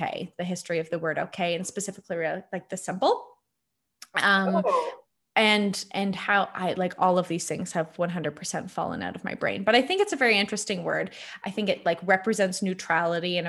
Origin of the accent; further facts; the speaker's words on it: Hamilton, Ontario, Canada; I had grown up where I'm from Hamilton. I grew up downtown Hamilton